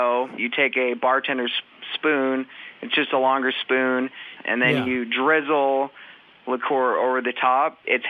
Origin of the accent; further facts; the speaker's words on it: Seattle, Washington, United States; moved away as an adult; now in Beaumont, United States; I'm actually from Seattle, Washington. So I've been down here about an hour or a year and a half.